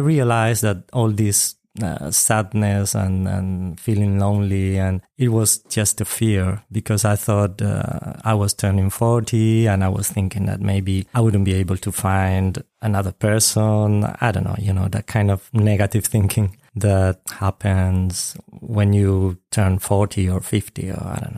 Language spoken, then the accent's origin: English; Spain; I'm from Spain.